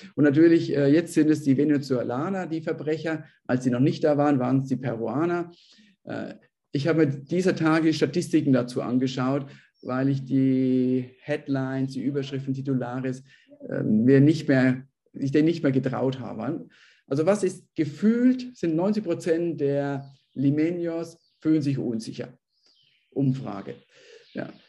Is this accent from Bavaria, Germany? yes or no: yes; Bavaria, Germany; now in Peru; ich bin ja selbst auch aus Bayern